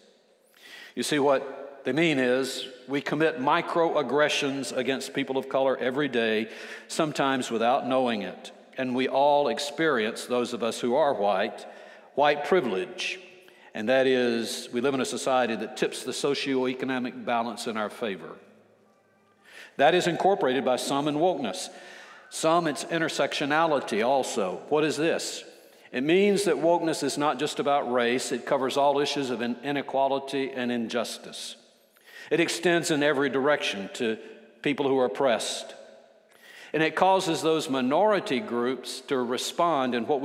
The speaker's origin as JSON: {"language": "English", "region": "Alabama", "country": "United States", "said": "I'm from Alabama. I'm 72 years old"}